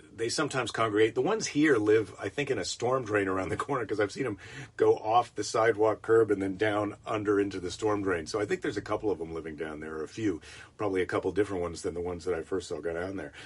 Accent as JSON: {"language": "English", "region": "Iowa", "country": "United States", "tie": "born or raised there", "moved": "yes", "lives_now": "California, United States", "said": "Iowa's my home state."}